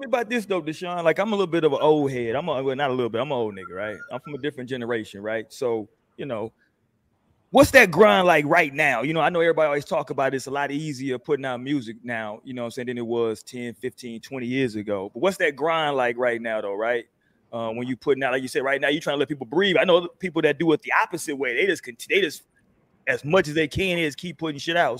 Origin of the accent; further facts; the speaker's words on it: Houston, Texas, United States; now in San Antonio, United States; I'm from Houston, living here now in the city in SA